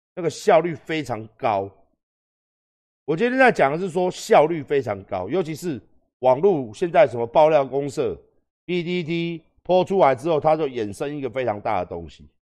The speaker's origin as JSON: {"language": "Chinese", "country": "Taiwan", "said": "我们台湾人"}